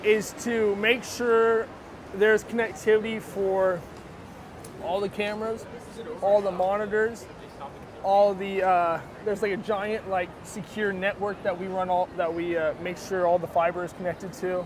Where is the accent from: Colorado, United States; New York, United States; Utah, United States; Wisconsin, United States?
Utah, United States; Park City; I grew up in Park City, Utah